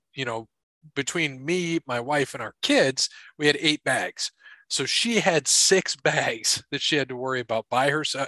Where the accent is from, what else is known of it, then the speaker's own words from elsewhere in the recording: Philadelphia, Pennsylvania, United States; So why I am … from Philadelphia today.